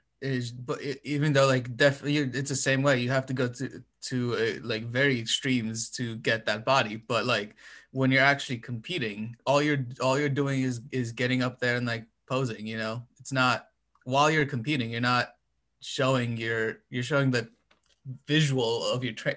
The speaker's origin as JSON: {"language": "English", "country": "Romania", "moved": "yes", "said": "I'm from Europe, from Romania."}